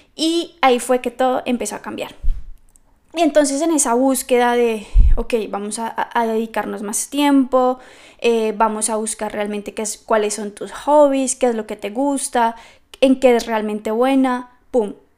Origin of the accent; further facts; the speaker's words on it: Bogotá, Colombia; moved away as an adult; now in Scotland; soy colombiana, soy de Bogotá, pero llevo creo que 9, 10 años fuera del país